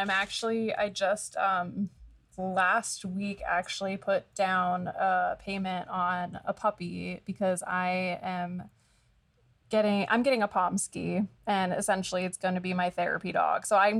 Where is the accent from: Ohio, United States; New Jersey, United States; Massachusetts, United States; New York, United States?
New Jersey, United States; also born or lived in Pennsylvania; now in Arizona, United States; like you mentioned. I'm originally from New Jersey. I went to high school in Pennsylvania, and moved to Arizona.